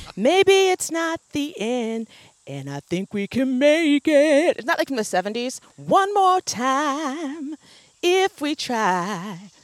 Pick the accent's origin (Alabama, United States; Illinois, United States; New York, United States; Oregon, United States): Oregon, United States; growing up in Oregon